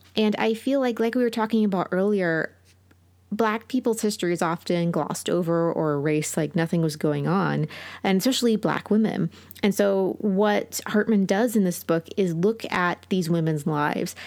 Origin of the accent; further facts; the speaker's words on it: United States; as an American